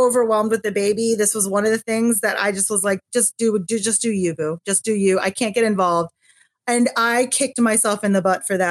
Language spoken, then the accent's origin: English; Philadelphia, Pennsylvania, United States; moved away as an adult; now in Houston, United States; So I am from Philadelphia, born and raised. My whole family is still there